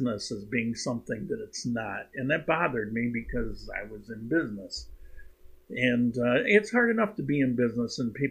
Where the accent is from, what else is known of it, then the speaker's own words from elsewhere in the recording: New York, United States; also born or lived in Cuenca, Ecuador; I'm a New Yorker